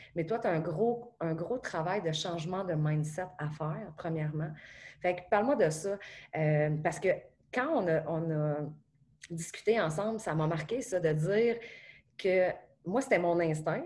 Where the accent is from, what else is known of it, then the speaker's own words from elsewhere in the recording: Beauce, Quebec, Canada; je suis une photographe, que je viens de la Beauce